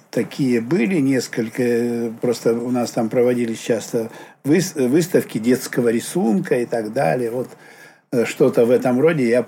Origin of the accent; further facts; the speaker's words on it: Petrozavodsk, Republic of Karelia, Russia; born there; Ну, так уж получилось, что я в Петрозаводске родился.